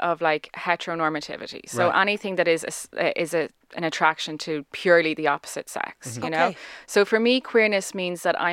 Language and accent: English; Dublin, Leinster, Ireland; I grew up in Knocklyon, kind of Dublin Southwest